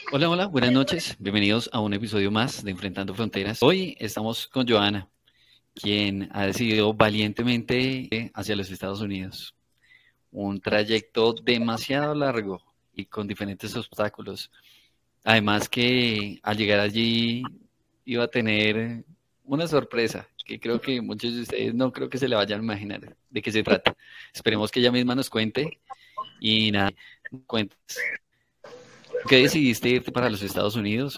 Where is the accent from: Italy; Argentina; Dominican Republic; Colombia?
Colombia